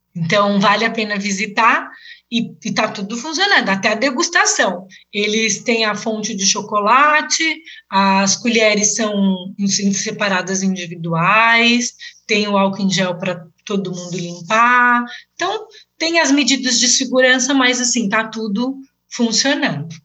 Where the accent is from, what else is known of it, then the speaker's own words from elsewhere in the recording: Brazil; moved away as an adult; now in Switzerland; eu sou do Brasil